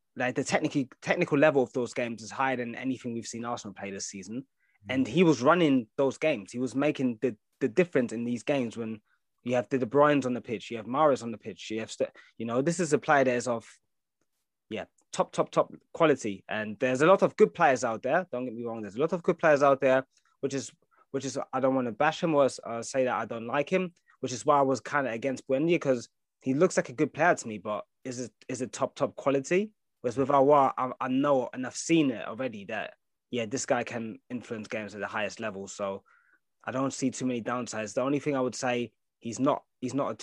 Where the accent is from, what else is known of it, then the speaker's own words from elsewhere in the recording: Nigeria; I'm a Nigerian man